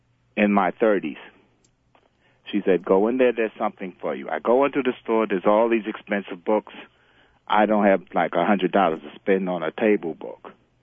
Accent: Bronx, New York, United States; I'm originally from the Bronx.

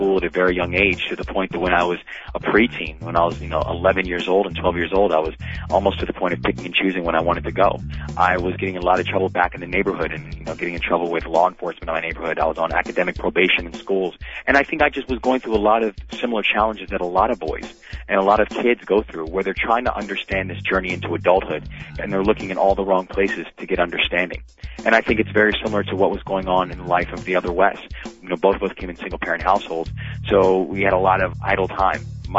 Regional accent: Baltimore, Maryland, United States; the Baltimore Sun, which is my hometown paper

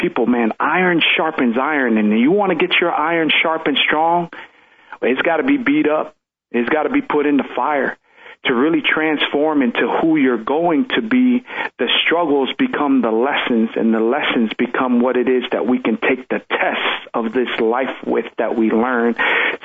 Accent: Pomona, California, United States; English is a second language; also born or lived in Tonga; the hood where I grew up in Pomona

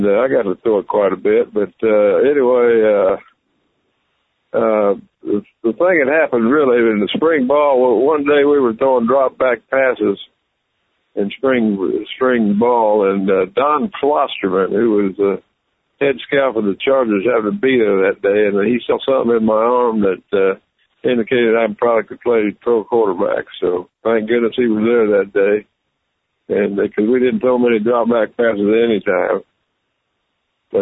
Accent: Lawrence, Kansas, United States; I was born and raised in Lawrence, Kansas

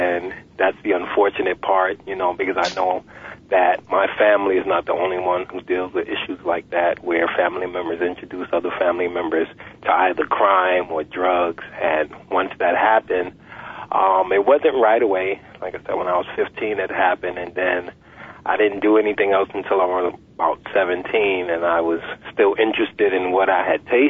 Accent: New York, United States; Yes, I was, right in the projects, in the Wagner projects, in the Upper East Side.

